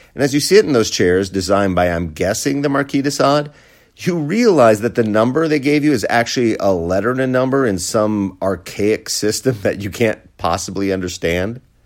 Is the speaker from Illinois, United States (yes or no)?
no; Wisconsin, United States; my home state, Wisconsin